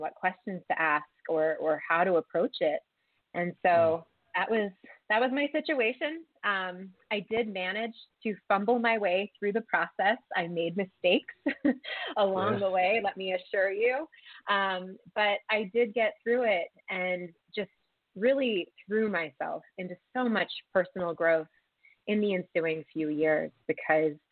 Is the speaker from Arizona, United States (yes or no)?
no; Wilmington, Delaware, United States; moved away as an adult; now in Colorado, United States; I'm originally from the East Coast, outside of Philadelphia, actually in Wilmington, Delaware. And I moved to Colorado, in 2007 for graduate school.